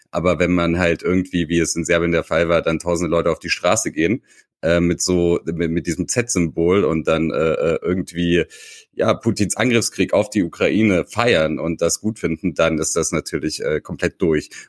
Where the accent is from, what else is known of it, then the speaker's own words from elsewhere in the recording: Tuzla, Federation of Bosnia and Herzegovina, Bosnia & Herzegovina; born there; Äh, in Tuzla, meiner Geburtsstadt, war es äh, umgekehrt.